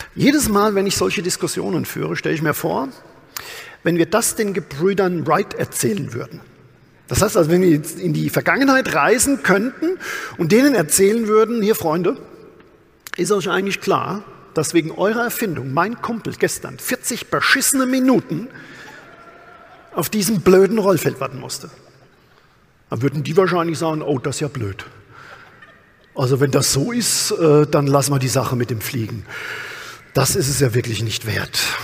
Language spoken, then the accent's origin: German; Amorbach, Bavaria, Germany; Ich bin ja tatsächlich auf dem Land groß geworden, aus dem bayerischen Odenwald, aus Amorbach